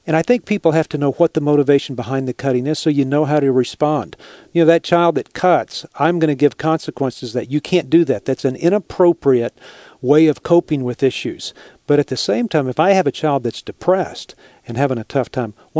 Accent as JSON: {"language": "English", "region": "Texas", "country": "United States", "said": "I'm from Texas"}